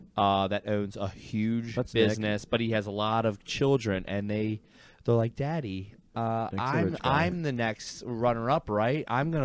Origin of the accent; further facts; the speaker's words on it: Baltimore, Maryland, United States; Yeah, I'm not going to lie. Dude, I'm from Baltimore, dude. I'm going to have a purple lightsaber all